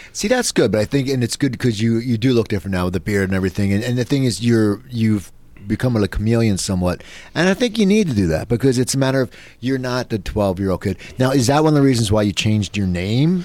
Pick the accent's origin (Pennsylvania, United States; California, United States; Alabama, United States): Pennsylvania, United States; Philadelphia; me growing up in Philadelphia